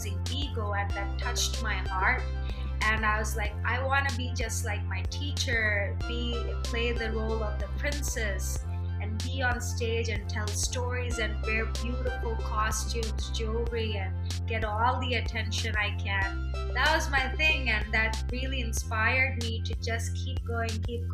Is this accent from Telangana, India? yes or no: yes; Hyderabad, Telangana, India; moved away as an adult; also born or lived in Cincinnati, Ohio, United States; now in New York City, United States; I was actually born in Cincinnati, Ohio. It's boring. Okay. But I grew up in Hyderabad, India.